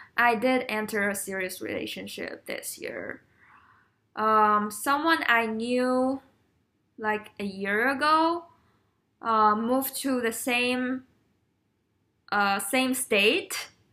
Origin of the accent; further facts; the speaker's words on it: China; moved away as an adult; growing up in China is tough.